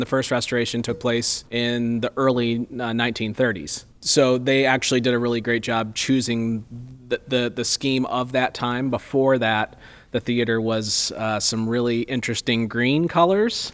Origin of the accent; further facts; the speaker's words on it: the Berkshires, Massachusetts, United States; moved away as an adult; I grew up here in the Berkshires and, uh, left for ten years and then came back